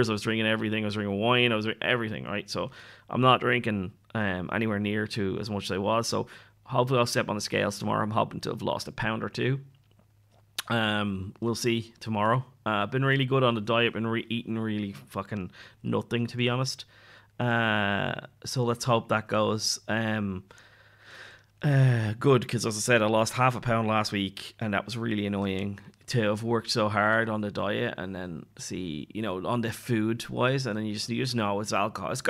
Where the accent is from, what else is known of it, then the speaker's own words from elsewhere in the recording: Ireland; So um, like when I say giving up drinking, I'm Irish.